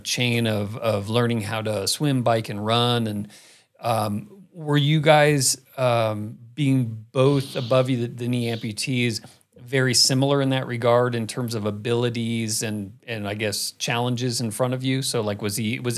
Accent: Phoenix, Arizona, United States; growing up in Phoenix

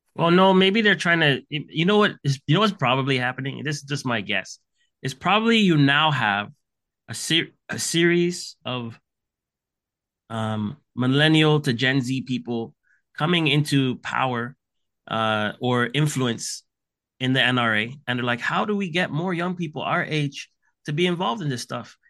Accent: Canada; I'm Canadian.

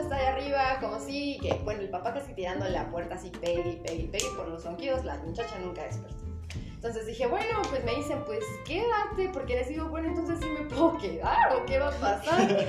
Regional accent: Mexico; era mexicana

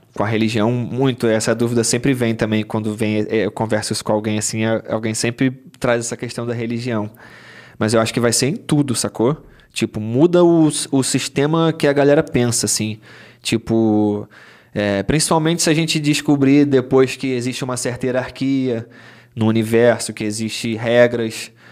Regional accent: Rio de Janeiro, Brazil; also born or lived in Arraial da Ajuda, Bahia; eu cresci na Zona Sul aqui

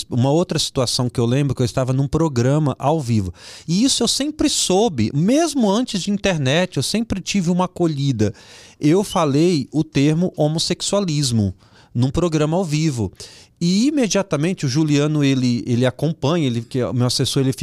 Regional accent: Vitória, Espírito Santo, Brazil; eu estava fazendo um evento lá na minha terra, no Espírito Santo, em Vitória

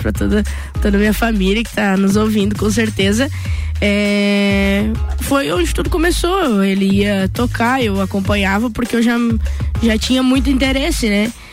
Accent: Correia Pinto, Santa Catarina, Brazil; now in Lages, Brazil; Nasci aqui na, na Grande Lages, mas, né? tenho um carinho enorme pela cidade que, que fui criada, é, que a minha família vive até hoje, né? Que é Correia Pinto

